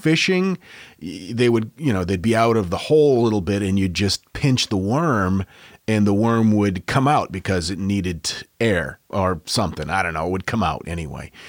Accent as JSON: {"language": "English", "region": "Maine", "country": "United States", "said": "As we say in Maine, down east"}